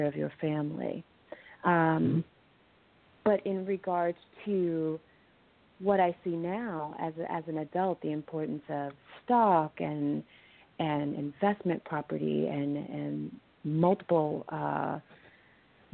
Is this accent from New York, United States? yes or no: no; Los Angeles, California, United States; I grew up in South Central California